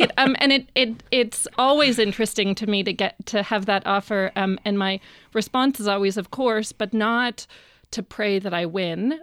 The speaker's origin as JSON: {"language": "English", "town": "Vancouver", "region": "British Columbia", "country": "Canada", "tie": "born or raised there", "said": "I grew up in Vancouver"}